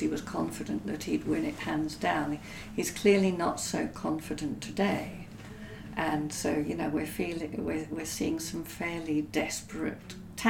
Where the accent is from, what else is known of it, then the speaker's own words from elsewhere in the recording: South Africa; I grew up in South Africa during the apartheid era